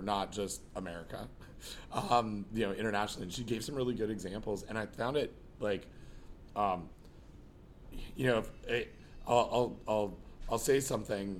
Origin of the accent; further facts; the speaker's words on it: Toronto, Ontario, Canada; I grew up here in Toronto.